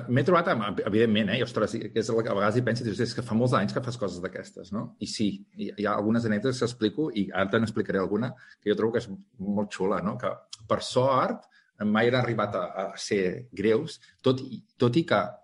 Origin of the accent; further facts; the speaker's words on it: Calella, Catalonia, Spain; jo sóc de Calella, d'un poble